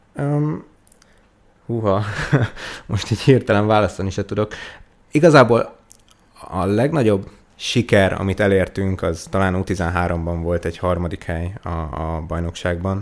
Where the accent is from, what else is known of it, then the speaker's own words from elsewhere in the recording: Diósd, Pest, Hungary; also born or lived in Budapest / Veresegyház; én uh, Budapesten születtem itt a 13. kerületben, de a uh-huh. Mhm. már még mielőtt én emlékeznék rá, Veresegyházra költöztünk, aztán utána Diósdra